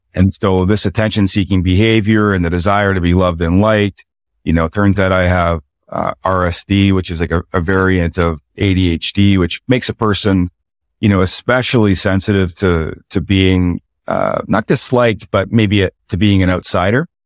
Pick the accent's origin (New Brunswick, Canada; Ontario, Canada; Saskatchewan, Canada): New Brunswick, Canada; Chipman; also born or lived in Fredericton, New Brunswick; I'm from Chipman, New Brunswick, town of about two thousand people